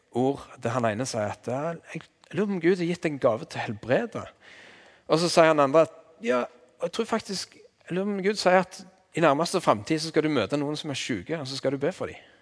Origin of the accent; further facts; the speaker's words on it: Vigrestad, Rogaland, Norway; accent: Jær dialect; jeg er fra Vigrest på Jæren